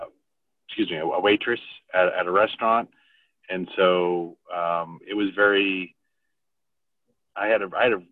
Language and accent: English; Boston, Massachusetts, United States; I was born in Dorchester, Massachusetts